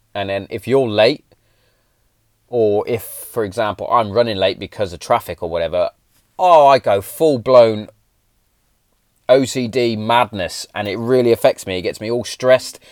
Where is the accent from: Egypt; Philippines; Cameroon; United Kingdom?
United Kingdom; England; us as English Englishmen